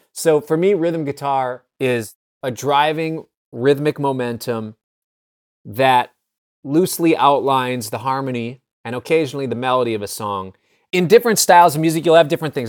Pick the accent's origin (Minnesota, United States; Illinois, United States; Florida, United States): Minnesota, United States; Minneapolis; I grew up in Minneapolis